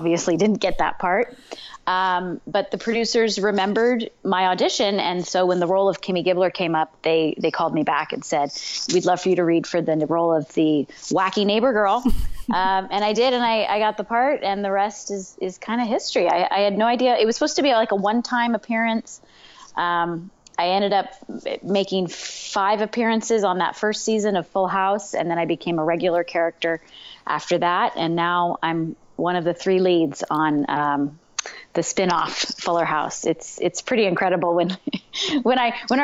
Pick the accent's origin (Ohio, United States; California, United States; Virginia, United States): California, United States; Southern; I was born and raised in Southern California. I live in Orange County now